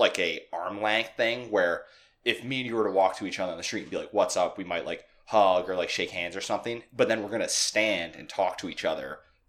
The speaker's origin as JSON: {"language": "English", "country": "United States", "also_born_or_lived": "New York City", "said": "as an American who wants to be twice that distance apart"}